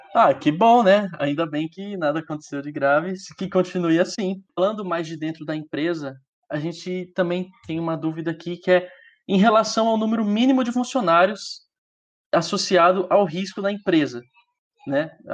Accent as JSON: {"language": "Portuguese", "region": "Mato Grosso do Sul", "country": "Brazil", "tie": "born or raised there", "said": "é em Mato Grosso do Sul, é o estado onde eu nasci"}